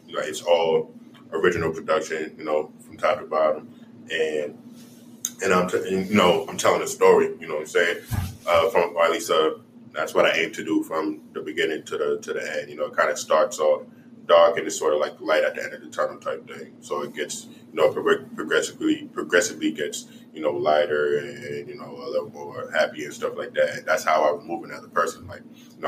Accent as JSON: {"language": "English", "town": "New York City", "region": "New York", "country": "United States", "tie": "born or raised there", "moved": "yes", "lives_now": "Kansas City, United States", "said": "I grew up in Far Rockaway"}